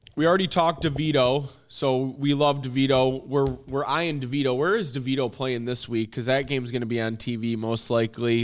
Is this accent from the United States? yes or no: yes; Warren, Michigan, United States; I was from, I'm from the Warren area